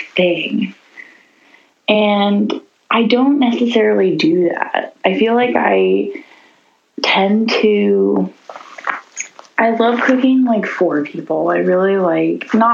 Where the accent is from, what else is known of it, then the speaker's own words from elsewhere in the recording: Nashville, Tennessee, United States; now in Baltimore, United States; I'm from Nashville, Tennessee.